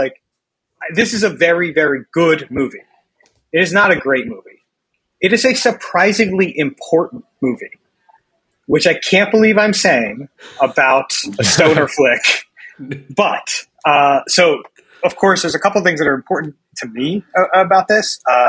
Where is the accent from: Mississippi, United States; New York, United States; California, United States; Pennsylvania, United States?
Pennsylvania, United States; Philadelphia; I'm from Philly.